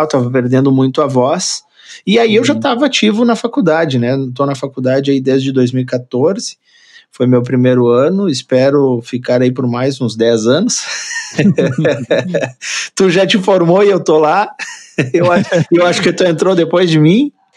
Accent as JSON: {"language": "Portuguese", "region": "Rio Grande do Sul", "country": "Brazil", "said": "Sou gaúcho, sou gaúcho de apartamento, né? Sou gaúcho urbano"}